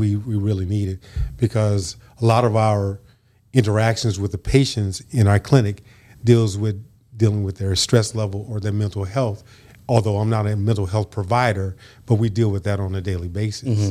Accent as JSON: {"language": "English", "area": "San Francisco Bay Area", "region": "Northern California", "country": "United States", "tie": "born or raised there", "also_born_or_lived": "Brownsville, Tennessee / Los Angeles", "moved": "as an adult", "lives_now": "West Tennessee, United States"}